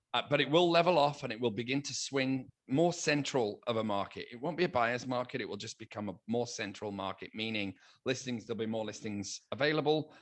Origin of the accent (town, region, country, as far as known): United Kingdom; now in United States